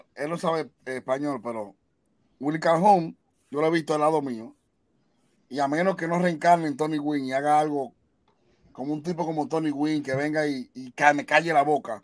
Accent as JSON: {"language": "Spanish", "region": "Monseñor Nouel", "country": "Dominican Republic", "said": "el senador de mi pueblo, Héctor Acosta, el Torito"}